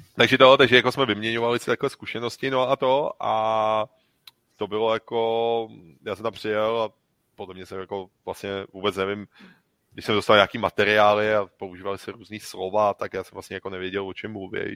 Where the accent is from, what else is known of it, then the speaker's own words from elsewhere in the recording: Czechia; My jsme z Čech